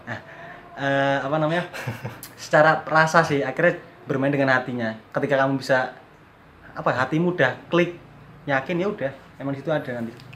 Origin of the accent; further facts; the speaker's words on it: Wonosari, Special Region of Yogyakarta, Indonesia; also born or lived in Cirebon, West Java; lahir di Cirebon Jawa Barat dari SD kelas 5 pindah ke Wonosari